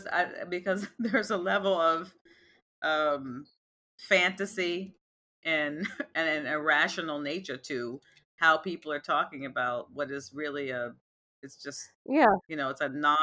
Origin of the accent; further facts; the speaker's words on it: United States; I say this about my own culture because I'm an American.